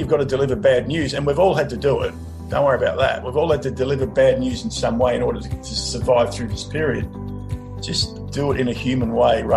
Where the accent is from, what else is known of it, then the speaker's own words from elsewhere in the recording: Mildura, Victoria, Australia; I grew up in Mildura